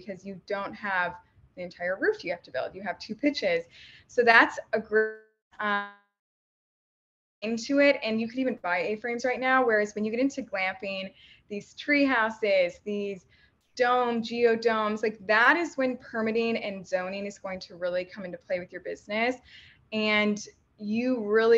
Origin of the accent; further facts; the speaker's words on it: Midwest, United States; I'm from the Midwest